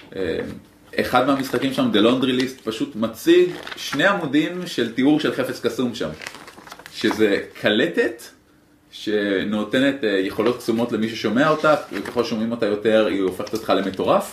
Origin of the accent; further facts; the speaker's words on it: Israel; אני מישראל